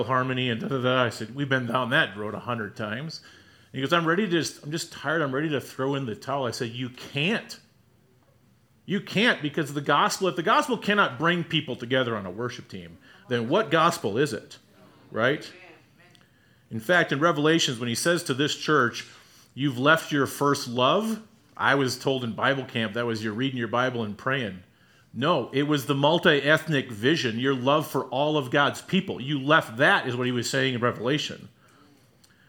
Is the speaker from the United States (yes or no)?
yes; Wisconsin, United States; moved away; The homes I grew up in, my hometown in Wisconsin